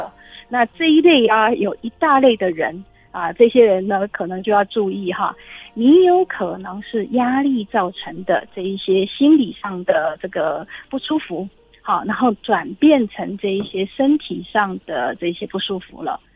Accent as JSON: {"language": "Chinese", "country": "Taiwan", "said": "我们台湾人"}